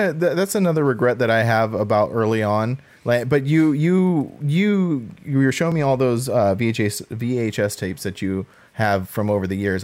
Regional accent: Southern California, United States; growing up in Southern California

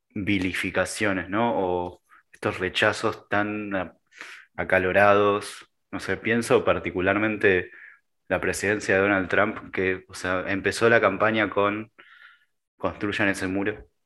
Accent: Argentina; soy argentino

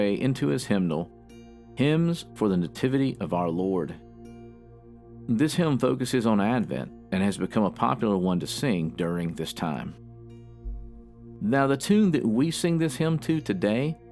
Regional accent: the South, United States; accent: southern; my southern accent

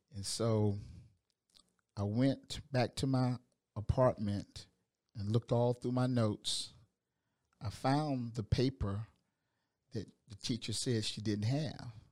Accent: Augusta, Georgia, United States; moved away; I'm from Augusta, Georgia

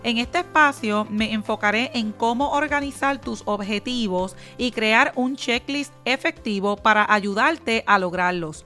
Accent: Puerto Rico; soy de Puerto Rico

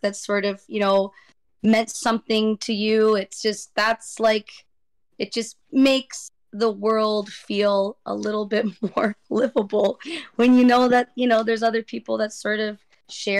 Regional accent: Vancouver, British Columbia, Canada; I'm from Vancouver, like British Columbia

